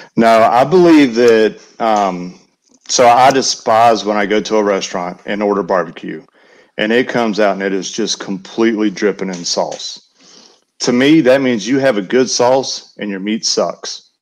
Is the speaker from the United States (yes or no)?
yes; Western North Carolina, United States; also born or lived in Alabama; now in Tennessee, United States; I grew up in Western North Carolina, so I was on the other side of Knoxville